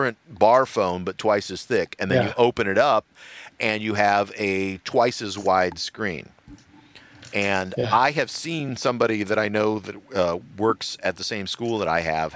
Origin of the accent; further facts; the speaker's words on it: Los Angeles, California, United States; I am from the L.A. area